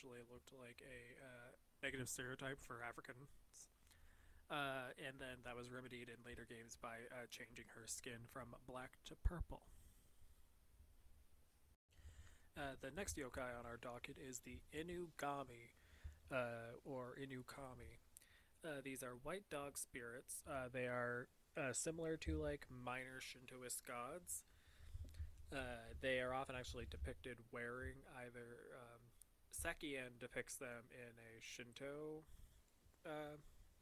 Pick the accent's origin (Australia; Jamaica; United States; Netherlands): United States; accent: American; in my American accent